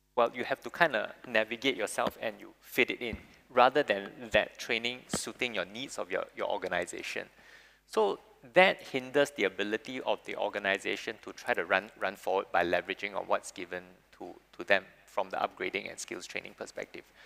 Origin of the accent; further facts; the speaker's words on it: Singapore; people born, born and bred in Singapore